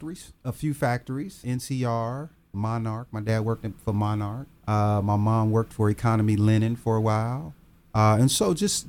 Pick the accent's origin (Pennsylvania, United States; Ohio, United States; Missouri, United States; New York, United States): Ohio, United States; Dayton; I grew up all over Dayton. I started out in Dayton. Then we moved out in Jefferson Township.